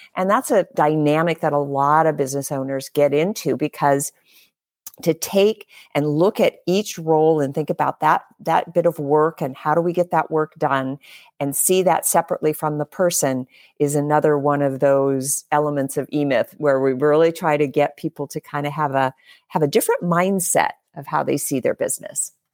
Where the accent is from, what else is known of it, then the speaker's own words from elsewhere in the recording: Harlan, Iowa, United States; also born or lived in Minnesota; About first half of my life, I lived in Minnesota. and the second half in Iowa, very, very much surrounded by farmers and, uh, farming businesses, uh, especially in the small town that I was in, uh, in southwest Iowa, which was called Harlan, Iowa